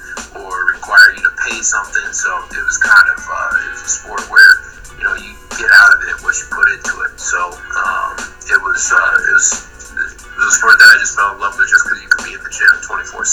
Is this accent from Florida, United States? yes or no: no; Tucson, Arizona, United States; moved away as an adult; also born or lived in upstate New York / Bay Area; now in Phoenix, United States; Originally grew up in Tucson, Arizona